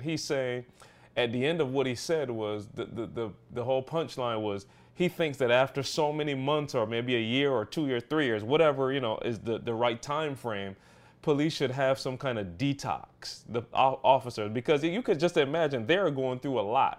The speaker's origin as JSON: {"language": "English", "country": "Barbados", "tie": "born or raised there", "moved": "yes", "lives_now": "Michigan, United States", "said": "the perspective that I have growing up in Barbados."}